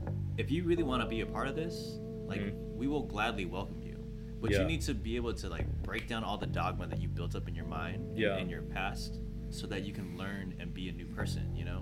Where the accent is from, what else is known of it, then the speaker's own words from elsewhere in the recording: San Jose, California, United States; I'm from the Bay, first and foremost, where it's, like, insanely diverse.